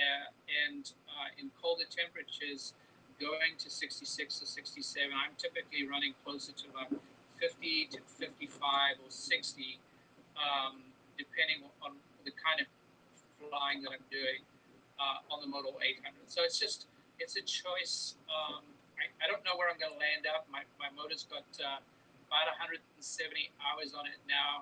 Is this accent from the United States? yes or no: yes; California, United States; I'm from California